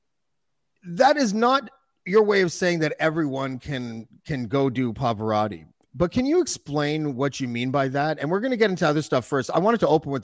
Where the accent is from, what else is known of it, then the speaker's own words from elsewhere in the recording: Whitby, Ontario, Canada; I'm from Whitby